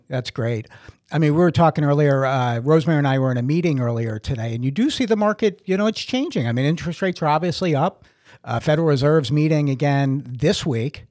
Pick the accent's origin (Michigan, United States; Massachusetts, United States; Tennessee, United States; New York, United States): Massachusetts, United States; Brockton; moved away as an adult; also born or lived in Sparta, New Jersey; now in Holmdel, United States; I'm originally from Brockton, Massachusetts